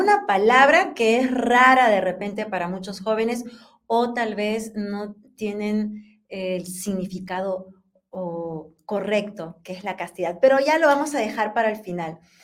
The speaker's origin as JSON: {"language": "Spanish", "country": "Peru", "said": "yo soy peruana, así que en Perú decimos enamorado."}